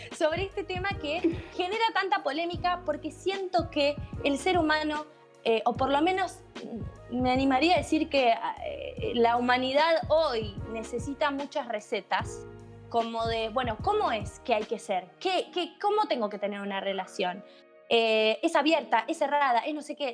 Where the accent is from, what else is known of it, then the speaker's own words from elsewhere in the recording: Bahía Blanca, Buenos Aires Province, Argentina; yo soy de Bahía Blanca